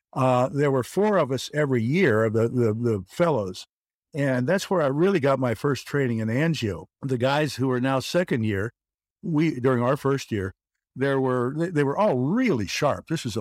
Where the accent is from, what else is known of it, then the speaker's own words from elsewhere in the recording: Kentucky, United States; Anyway, I grew up in Northern Kentucky and went to school in Ohio at Oberlin.